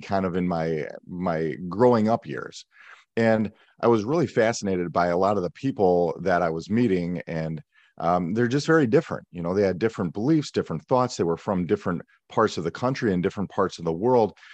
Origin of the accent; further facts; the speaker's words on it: Milwaukee, Wisconsin, United States; I grew up in Milwaukee, Wisconsin, in the suburbs just outside the city.